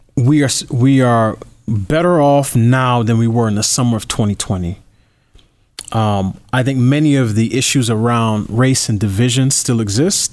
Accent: New York, United States; I, I grew up in New York as a New Yorker

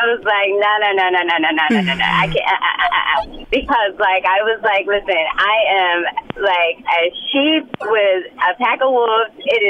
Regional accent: Compton, California, United States; I'm always screaming to the mountaintop that I'm from Compton, because I want them to see.

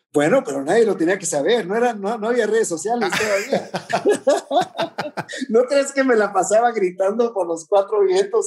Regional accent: Tijuana, Baja California, Mexico; estaba en Tijuana, en mi ciudad natal

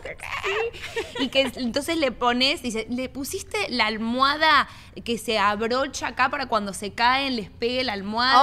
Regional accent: Miami, Florida, United States; also born or lived in Argentina; yo soy argentina, pero me crié acá en Miami.

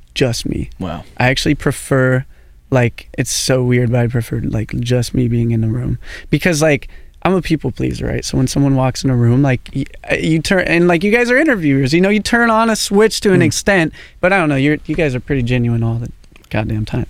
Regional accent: Portland, United States; growing up in Portland

